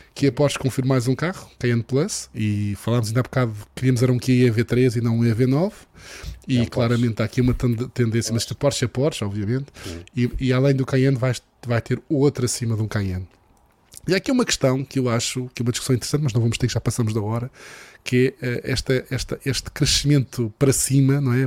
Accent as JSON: {"language": "Portuguese", "region": "Madeira", "country": "Portugal", "said": "sou madeirense"}